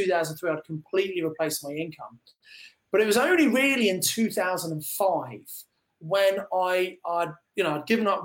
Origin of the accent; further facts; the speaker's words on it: Kent, South East England, United Kingdom; moved away as an adult; also born or lived in Birmingham; I come from Kent originally, but I live and was working in Birmingham